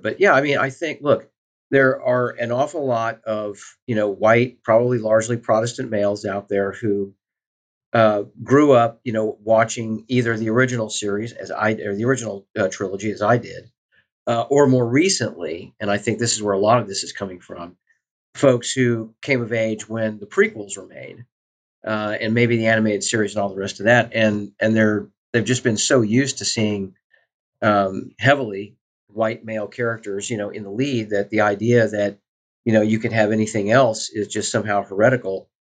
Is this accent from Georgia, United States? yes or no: no; Southwest Missouri, United States; I grew up in Southwest Missouri